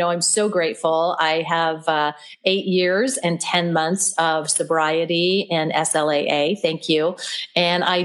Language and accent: English; Oklahoma, United States; I was born and raised in Oklahoma